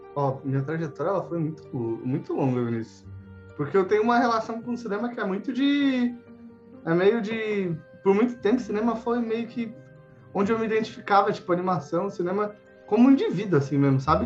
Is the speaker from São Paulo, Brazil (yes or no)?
yes; São Paulo, Brazil; moved away as an adult; also born or lived in Mauá; now in Curitiba, Brazil; eu sou de São Paulo, tava tá, eu nasci em São Paulo